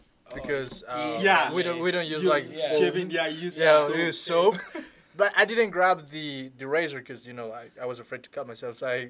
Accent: Peru; now in United States; Danny and myself, that we were raised in Peru

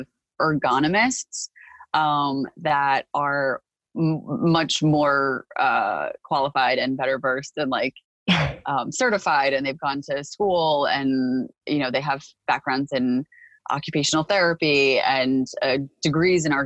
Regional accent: Park Ridge, New Jersey, United States; I grew up in Park Ridge primarily. I went to elementary school in Park Ridge.

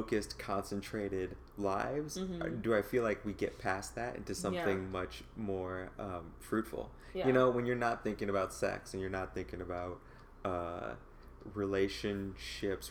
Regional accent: Midwest, United States; Growing up in the Midwest

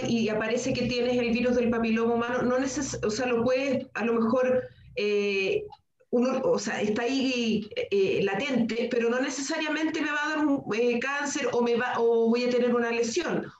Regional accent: Chile; como sociedad chilena eh, somos muy, muy mm, pacatos

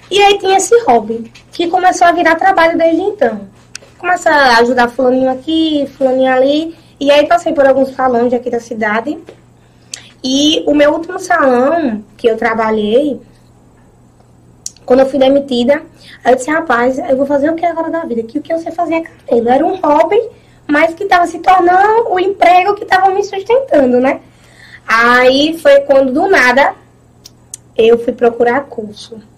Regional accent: Pedra de Fogo, Paraíba, Brazil; also born or lived in Santa Rita / Conde; Eu nasci em Pedra de Fogo, sou natural de Pedra

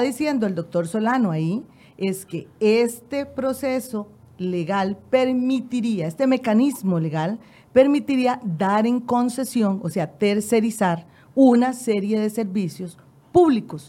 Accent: Costa Rica; nosotros también como ciudadanos costarricenses

